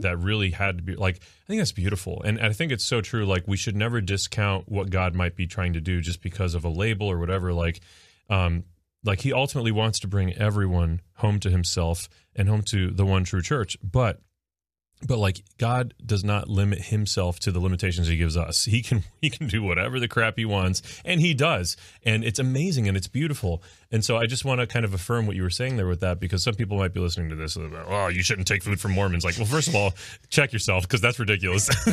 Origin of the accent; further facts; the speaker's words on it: South Florida, United States; I'm from South Florida.